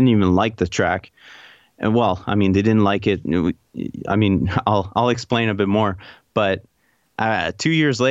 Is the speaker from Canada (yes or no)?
yes; Canada; being Canadian